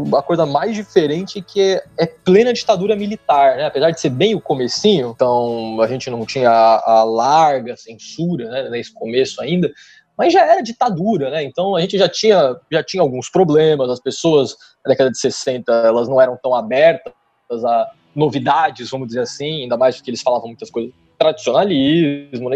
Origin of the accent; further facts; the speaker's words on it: São Bernardo do Campo, São Paulo, Brazil; moved away as an adult; now in Rio de Janeiro, Brazil; o sotaque talvez não tenha entregado ainda, mas eu sou de São Paulo, especificamente de São Bernardo.